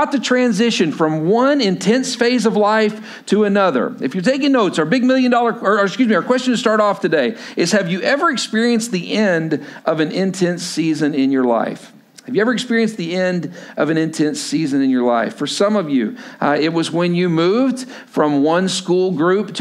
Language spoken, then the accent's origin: English; Lubbock, Texas, United States; moved away as an adult; also born or lived in Stillwater, Oklahoma; I grew up in Lubbock, Texas